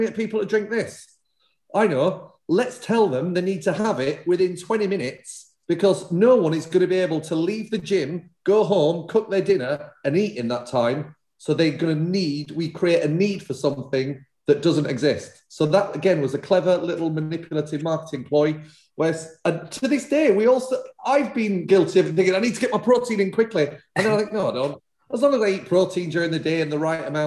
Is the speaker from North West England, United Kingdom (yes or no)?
no; Leeds, Yorkshire and the Humber, United Kingdom; moved away as an adult; now in London, United Kingdom; I grew up in Leeds eating egg and chips